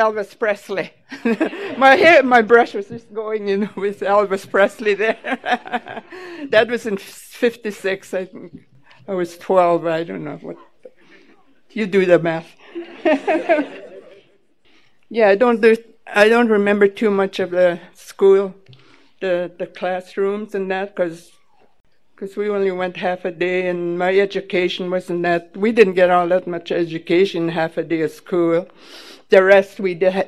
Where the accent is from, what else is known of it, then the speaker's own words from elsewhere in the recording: Manitoba, Canada; first language Ojibwe; English is a second language; now in Vancouver, Canada; I come from a little res called Sagging in Manitoba